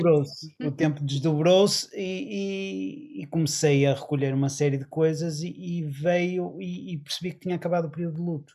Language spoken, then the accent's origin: Portuguese; Porto, Norte, Portugal; nós eh, somos do Porto